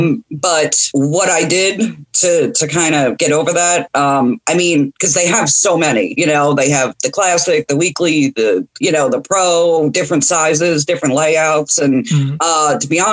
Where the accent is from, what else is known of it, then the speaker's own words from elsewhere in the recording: New Jersey, United States; moved away as an adult; now in Arkansas, United States; I grew up in New Jersey